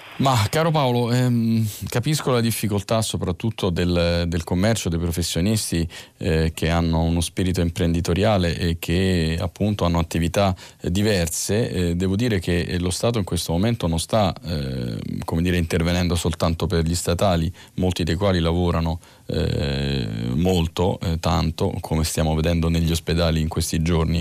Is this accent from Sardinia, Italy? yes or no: yes; Sardinia, Italy; moved away; mia terra di origine